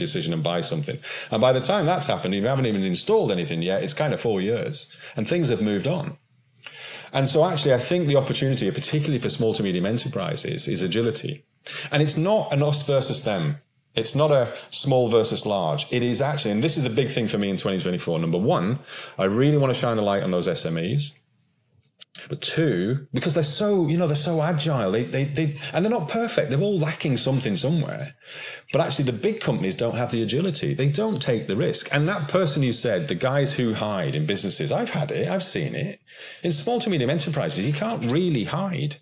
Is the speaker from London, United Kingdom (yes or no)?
no; Westmorland, North West England, United Kingdom; I'm from Westmorland originally.